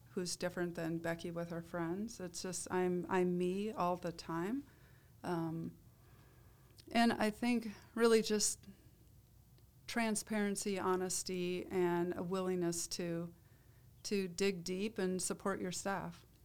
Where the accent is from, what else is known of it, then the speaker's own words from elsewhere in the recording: Iowa, United States; I grew up in Iowa